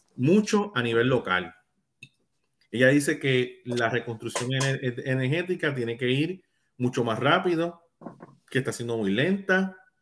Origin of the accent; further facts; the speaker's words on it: Puerto Rico; first language Spanish; yo soy puertorriqueño